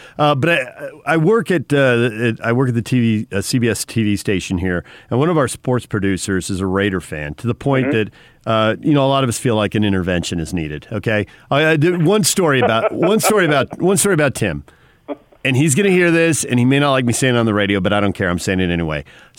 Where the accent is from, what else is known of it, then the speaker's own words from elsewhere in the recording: San Diego, California, United States; I grew up in San Diego, a Charger fan